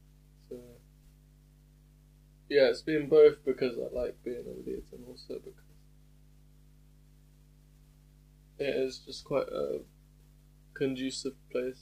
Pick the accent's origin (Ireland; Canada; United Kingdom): United Kingdom; Hatfield, East of England; moved away as an adult; now in Leeds, United Kingdom; because I'm from Hatfield